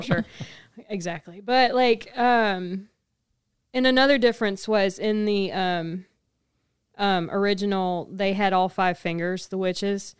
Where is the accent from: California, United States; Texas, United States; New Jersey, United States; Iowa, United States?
Texas, United States; South; as a Southern Texas woman